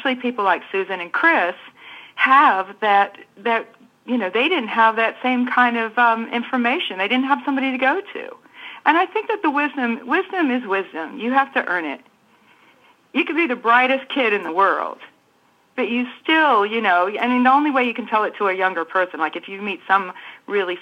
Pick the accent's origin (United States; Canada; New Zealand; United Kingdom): New Zealand; moved away as an adult; I grew up in New Zealand from 9 to 19